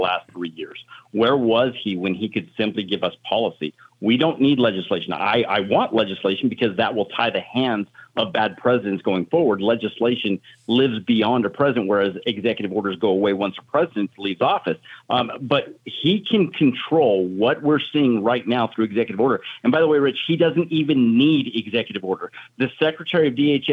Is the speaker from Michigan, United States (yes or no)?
no; Arizona, United States; My home state of Arizona